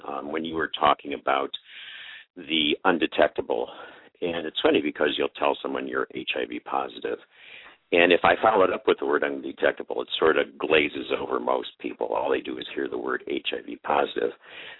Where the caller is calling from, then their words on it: Modesto, California, United States; California, a little city east of San Francisco called Modesto. Been living in the Central Valley area here for about 23 years, enjoy it a lot.